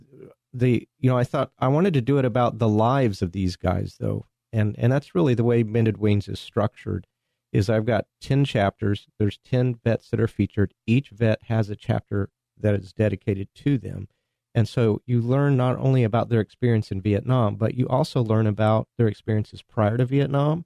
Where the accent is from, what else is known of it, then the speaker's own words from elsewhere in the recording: New Mexico, United States; also born or lived in Fort Worth, Texas; I grew up in New Mexico